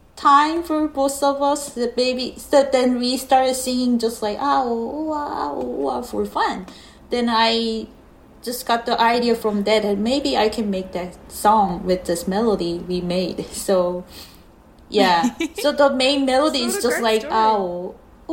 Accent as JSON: {"language": "English", "country": "South Korea", "tie": "born or raised there", "also_born_or_lived": "Seoul / New York", "second_language": "English", "moved": "as an adult", "lives_now": "United States", "said": "I was born in Korea."}